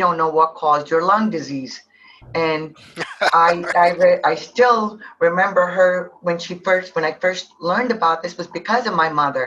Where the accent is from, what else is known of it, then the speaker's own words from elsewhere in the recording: India; now in United States; I'm originally from India